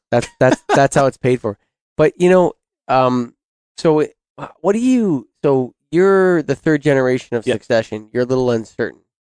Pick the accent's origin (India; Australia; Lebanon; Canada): Canada; me being Canadian